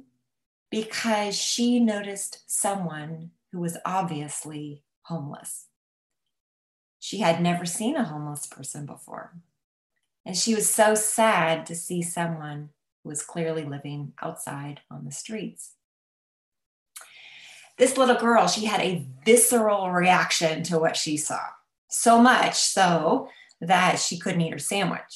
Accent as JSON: {"language": "English", "country": "United States", "said": "I'm an American."}